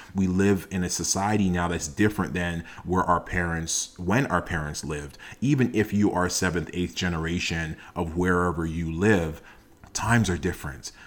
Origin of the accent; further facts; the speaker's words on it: Toronto, Ontario, Canada; I am a first generation Canadian. I was born in Toronto